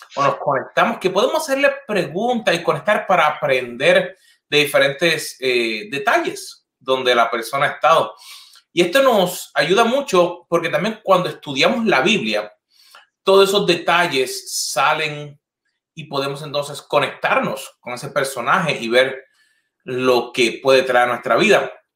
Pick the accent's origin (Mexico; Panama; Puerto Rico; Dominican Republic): Puerto Rico; moved away; las últimas veces que, que he ido a Puerto Rico